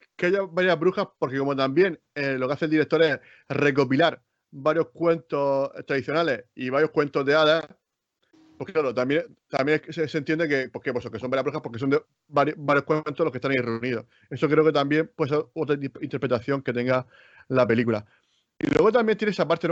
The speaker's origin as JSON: {"language": "Spanish", "country": "Spain", "said": "nosotros que somos de España"}